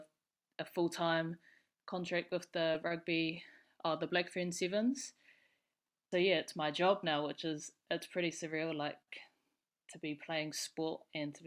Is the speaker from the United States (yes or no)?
no; Auckland, New Zealand; I'm Auckland born and bred. So I grew up in Mount Albert, down the road from Mags